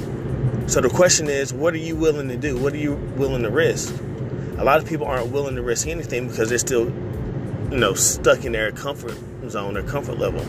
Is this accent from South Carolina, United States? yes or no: no; Raleigh, North Carolina, United States; I'm from Raleigh, North Carolina.